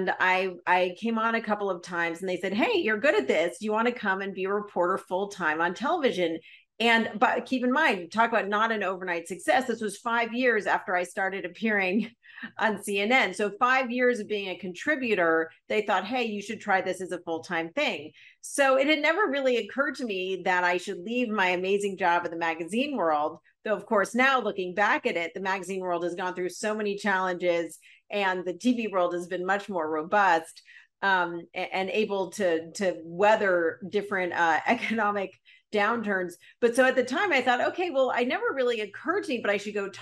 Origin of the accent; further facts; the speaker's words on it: Los Angeles, California, United States; I grew up in Los Angeles